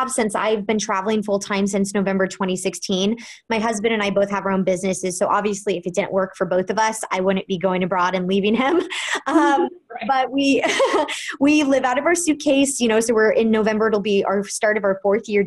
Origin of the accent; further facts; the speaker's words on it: Kansas City, Missouri, United States; now in New York City, United States; I am originally from Kansas City, Missouri. I'm a Midwest girl at heart, but I moved to New York City